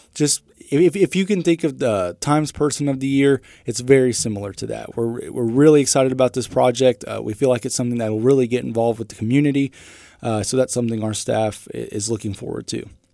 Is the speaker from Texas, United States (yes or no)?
yes; Carrollton, Texas, United States; moved away as an adult; now in North Newton, United States; I'm originally from Carrollton, Texas, which is a suburb just north of Dallas